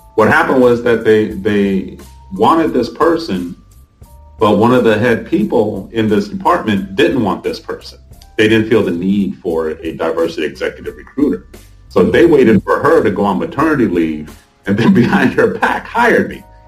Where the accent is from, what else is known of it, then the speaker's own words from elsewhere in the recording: Honolulu, Hawaii, United States; also born or lived in Korea / South Central Los Angeles; growing up there in the 70s and partial 80s